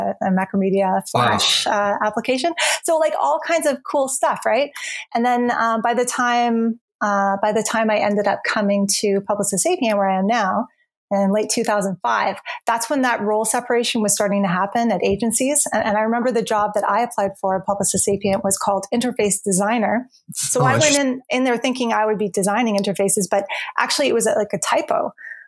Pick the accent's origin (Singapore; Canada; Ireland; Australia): Canada; Brandon, Manitoba; moved away as an adult; I definitely wanted to leave the small city that I grew up in. I grew up in Brandon, Manitoba